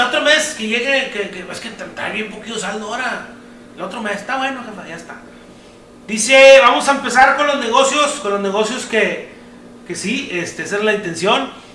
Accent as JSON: {"language": "Spanish", "town": "Apodaca", "region": "Nuevo León", "country": "Mexico", "said": "nosotros somos de Apodaca, Nuevo León"}